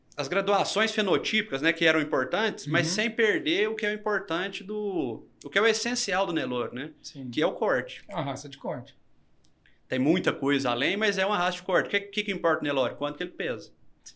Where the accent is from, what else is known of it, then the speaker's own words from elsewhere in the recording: Minas Gerais, Brazil; a gente é mineiro